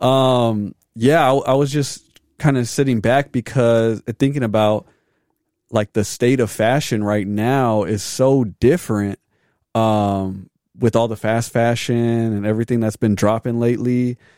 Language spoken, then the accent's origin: English; Arizona, United States; born and raised in Arizona